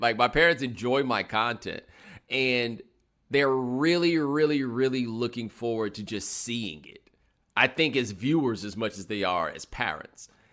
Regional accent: Houston, Texas, United States; also born or lived in Atlanta, Georgia; I grew up in Houston, but I am a native of Atlanta

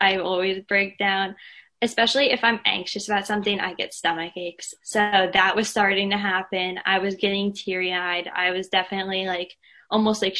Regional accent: outside of Philadelphia, Pennsylvania, United States; I am from outside of Philadelphia, Pennsylvania.

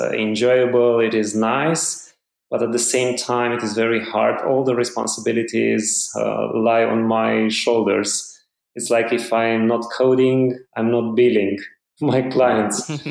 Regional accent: Romania; I'm from Romania in Eastern Europe. I live in Bucharest, the capital

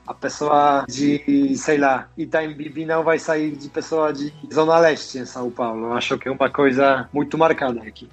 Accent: Tychy, Silesian Voivodeship, Poland; Portuguese is a second language; moved away as an adult; also born or lived in Wrocław, Poland / Germany / India; now in Brazil; Então, eu sou do sul da Polônia, nasci em uma cidade Tychy, que está uma hora de viagem da Cracóvia. A maioria da minha vida passei morando na Polônia

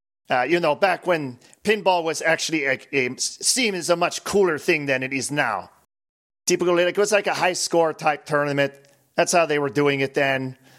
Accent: Transylvania, Romania; Well, as you may or may not know, I am from Transylvania, Romania. And we had pinball over there.

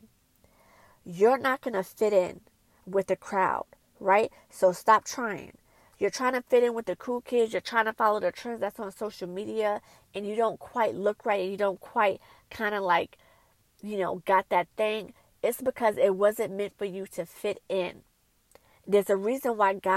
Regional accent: New York City, New York, United States; When I was growing up in Brooklyn, New York

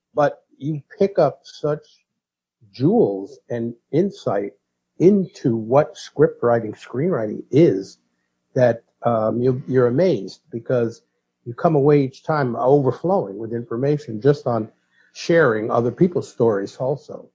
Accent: New York City, New York, United States; That was what I was taught growing up in the Bronx

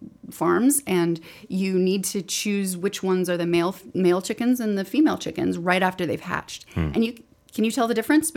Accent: Northport, Alabama, United States; So I'm from Northport, Alabama, which is right outside Tuscaloosa.

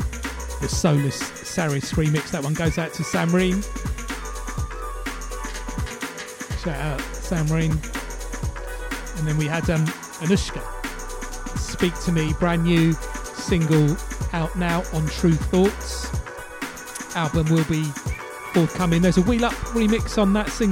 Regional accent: London, United Kingdom; pirate radio in London, growing up in London

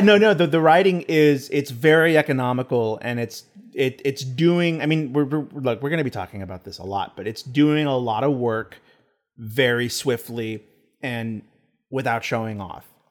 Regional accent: Texas, United States; I'm from Texas.

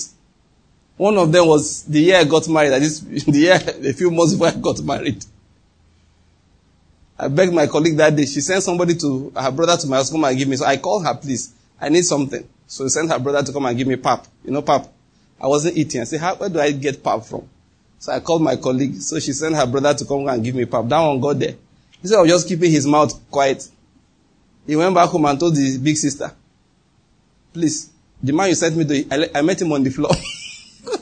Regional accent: Nigeria; I'm a Nigerian.

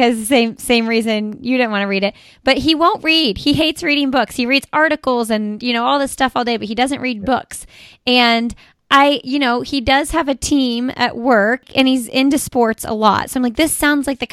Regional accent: Indiana, United States; we're from Indiana

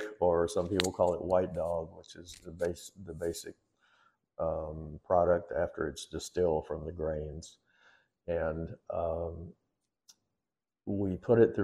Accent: Kentucky, United States; now in Comfort, Texas, United States; I grew up in Kentucky, in the middle of bourbon country, right smack dab in the middle of it

